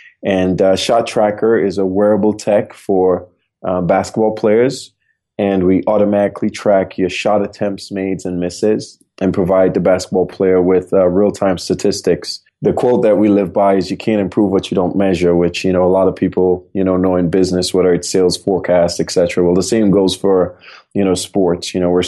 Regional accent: Trinidad & Tobago; moved away as an adult; now in United States; I'm originally from Trinidad and Tobago. I came out to the U.S. on a basketball scholarship back in 1996

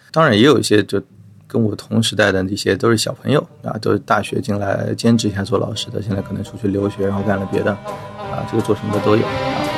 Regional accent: Shanghai, China; 我从小的确是在上海出生和长大的。但是因为我从上中学开始，我的同桌啊什么的，就是外地人为主，所以我上海话都不是很利索了。 啊，就身边的朋友也是大部分都是外地的朋友。 所以，呃，对，我是一个可能已经有一点洋泾浜的上海人

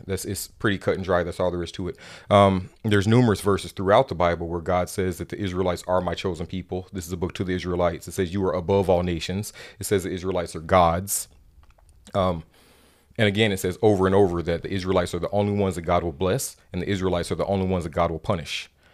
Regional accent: Mississippi, United States; moved away as an adult; now in Oregon, United States; Growing up in Mississippi

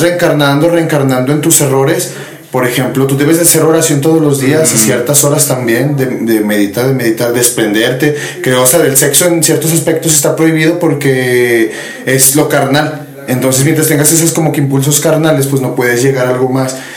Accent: Zacatecas, Mexico; aquí donde vivimos somos de Zacatecas, mi gente

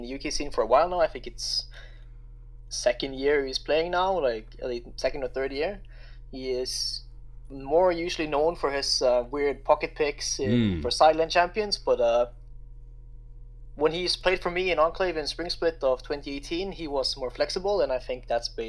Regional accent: Norway; I'm from Norway

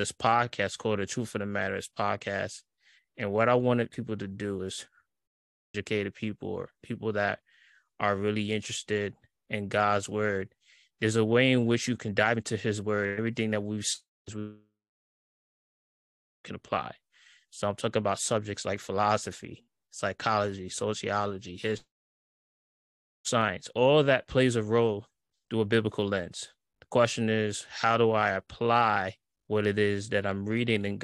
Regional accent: New York City, New York, United States; I'm from Brooklyn, New York.

